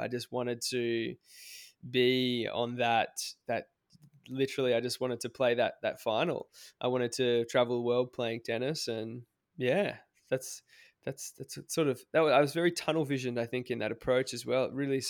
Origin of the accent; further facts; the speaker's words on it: Cairns, Queensland, Australia; I grew up in Cairns in Far North Queensland.